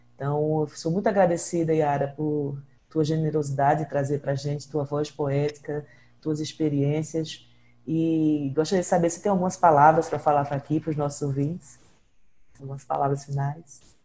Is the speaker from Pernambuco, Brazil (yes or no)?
yes; Pernambuco, Brazil; also born or lived in Ceará; eu sou é, nascida no Ceará, me criei em Pernambuco